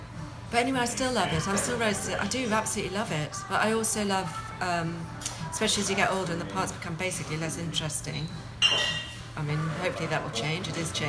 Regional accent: Scotland, United Kingdom; My first job was Pit Lockery, because I'm Scottish.

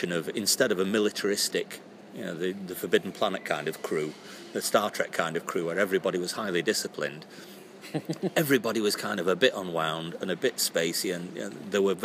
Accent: Monton, North West England, United Kingdom; moved away as an adult; also born or lived in Salford / Hull; born in Salford. My parents moved to Monton, just outside Manchester, when I was 2 years old. So I grew up there

